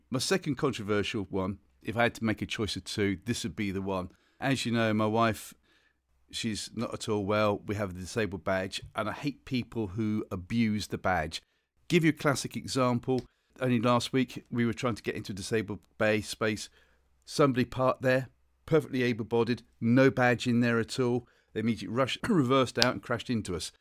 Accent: Northern Ireland, United Kingdom; I'm from Northern Ireland.

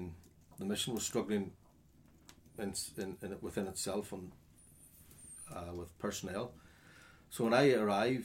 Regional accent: Northern Ireland, United Kingdom; also born or lived in Jamaica

